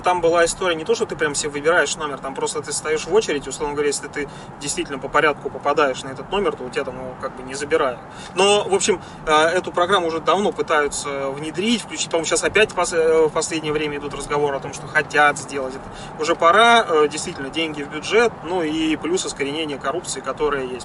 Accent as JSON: {"language": "Russian", "town": "Volgograd", "region": "Volgograd Oblast", "country": "Russia", "moved": "yes", "said": "я из Волгограда"}